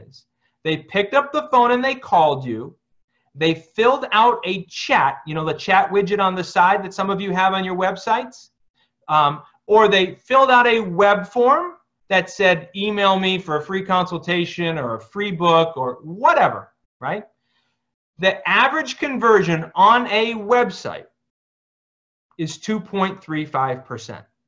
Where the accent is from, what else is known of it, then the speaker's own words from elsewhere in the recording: Scranton, Pennsylvania, United States; moved away as an adult; also born or lived in Phoenix, Arizona; I'm from Scranton